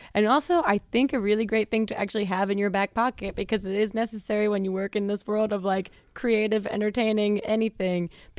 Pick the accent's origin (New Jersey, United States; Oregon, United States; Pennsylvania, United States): New Jersey, United States; I'm from Jersey.